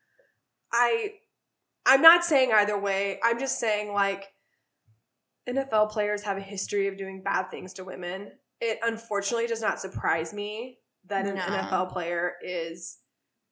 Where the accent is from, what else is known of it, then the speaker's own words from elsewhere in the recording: Houston, Texas, United States; now in Chicago, United States; I'm from Houston